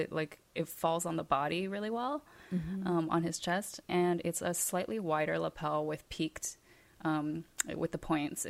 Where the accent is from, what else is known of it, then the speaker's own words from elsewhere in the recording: Hawaii, United States; moved away; we're from Hawaii.